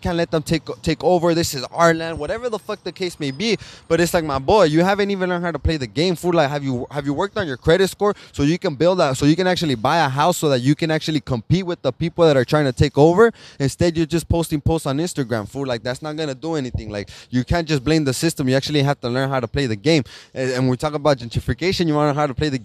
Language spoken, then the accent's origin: English; Los Angeles, California, United States; I live in East LA, more on the other side. On the other side of East LA, closer to fucking to the Calvary Cemetery. I live down the street from the cemetery. So fucking, I mean, right there, the sign says East Los Angeles. That's where I'm from